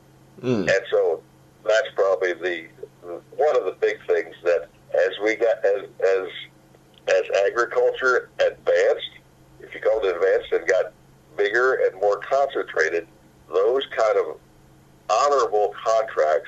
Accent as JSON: {"language": "English", "area": "Cass County", "region": "Missouri", "country": "United States", "tie": "born or raised there", "moved": "yes", "lives_now": "Riverton, United States", "said": "I was born in Cass County, Missouri"}